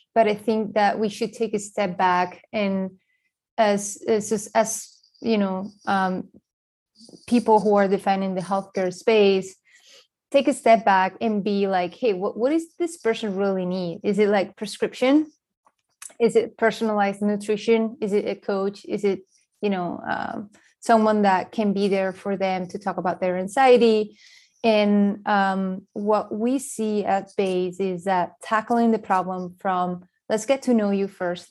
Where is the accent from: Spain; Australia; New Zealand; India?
Spain; moved away; I grew up in Spain